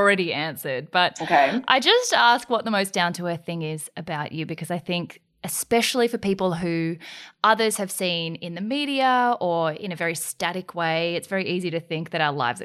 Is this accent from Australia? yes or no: yes; Australia; also born or lived in South Korea; I was adopted from South Korea and then grew up in Australia